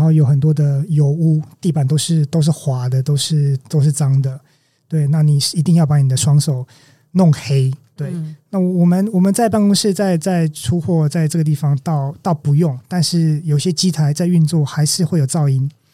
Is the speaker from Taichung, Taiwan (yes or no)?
yes; Taichung, Taiwan; also born or lived in Kaohsiung; 我在这里长大，当然我有对它有一定的熟悉程度